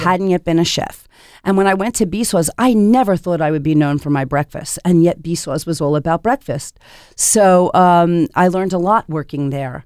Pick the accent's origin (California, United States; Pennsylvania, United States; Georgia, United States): Pennsylvania, United States; Philadelphia; now in Portland, United States; I grew up in Philadelphia